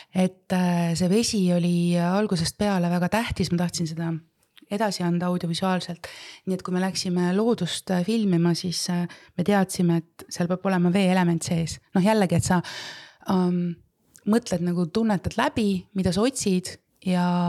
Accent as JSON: {"language": "Estonian", "area": "Võromaa", "region": "Võru County", "country": "Estonia", "tie": "born or raised there", "also_born_or_lived": "Setomaa / Mulgimaa / Tartumaa", "said": "minu esimesed eluaastad ma kasvasin oma Võromaa vanaemaga"}